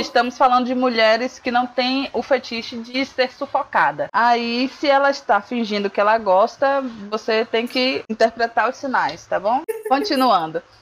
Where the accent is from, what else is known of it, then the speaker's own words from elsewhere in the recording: Salvador, Bahia, Brazil; eu não fui criado em Salvador, porque aqui em Salvador também tem muita calçada portuguesa